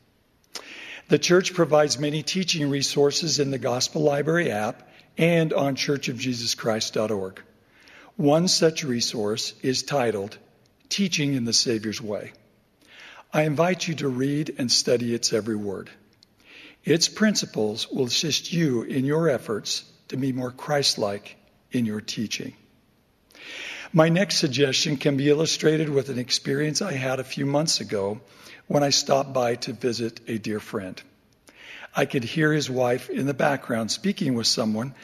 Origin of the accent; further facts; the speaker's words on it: Overton, Nevada, United States; my hometown of Overton, Nevada